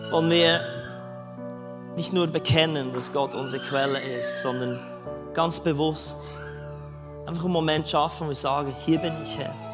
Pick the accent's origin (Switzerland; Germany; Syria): Switzerland; Als Schweizer ein, ein Arbeits Arbeitsvisum in Neuseeland, das hat es wahrscheinlich noch gar nie gegeben.